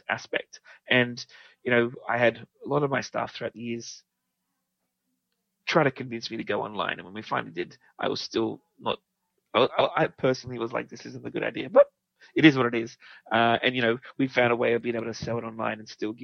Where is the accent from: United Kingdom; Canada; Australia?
Australia